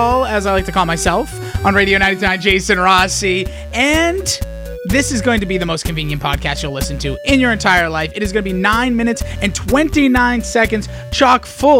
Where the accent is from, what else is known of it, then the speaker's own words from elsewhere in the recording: Boston, Massachusetts, United States; we're from Boston, we talk fast